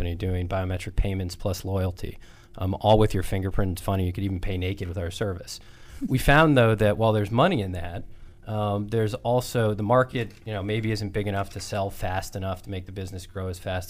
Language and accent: English; Cheshire, Connecticut, United States; Cheshire, Connecticut